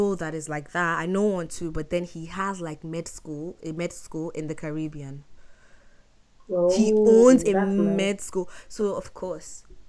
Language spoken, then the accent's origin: English; Nigeria; moved away; We love the country. We're proudly Nigerian.